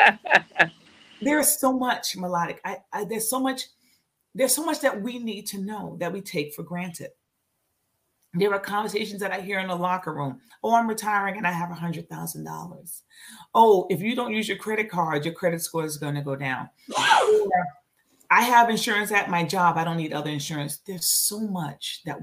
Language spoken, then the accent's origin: English; New York, United States; I'm from New York.